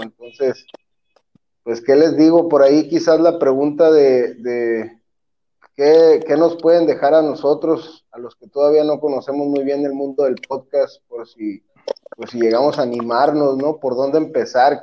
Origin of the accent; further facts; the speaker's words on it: Mexico; yo no soy un buen mexicano